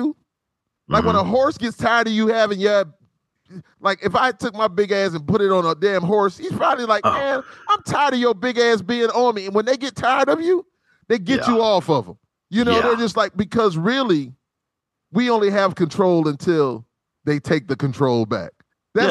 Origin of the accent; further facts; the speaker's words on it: South Carolina, United States; I'm from South Carolina, so we have good barbecue here